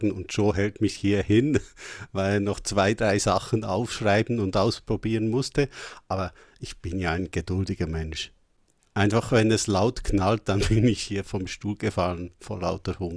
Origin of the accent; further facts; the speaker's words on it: Switzerland; Das ist also für mich als Schweizer ein, ein, ein typisch äh, deutsches Wort.